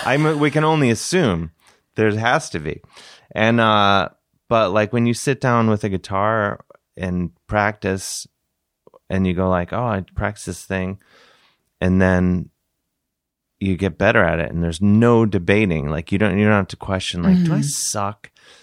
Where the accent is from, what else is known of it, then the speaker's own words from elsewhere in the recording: Cleveland, Ohio, United States; now in New York, United States; I'm from Cleveland.